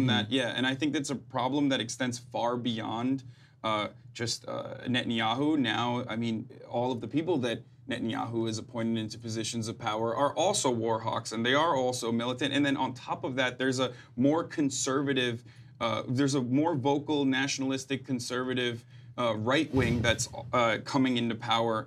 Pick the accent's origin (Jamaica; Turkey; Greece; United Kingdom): Turkey; moved away as an adult; now in United States; I grew up in Turkey